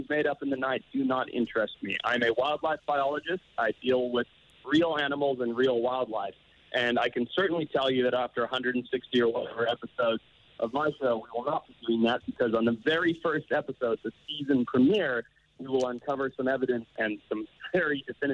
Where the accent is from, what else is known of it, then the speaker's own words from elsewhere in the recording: Zimbabwe; I grew up in Zimbabwe as the son of a safari business owner